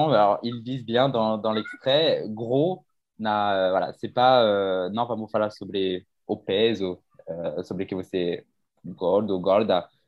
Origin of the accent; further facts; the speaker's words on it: south of France, France; accent: southern French; Moi, je suis fière de mon accent. Je vais pas le gommer. Je vais pas. Non, non. Non, non. On est dans le sud. On parle du sud.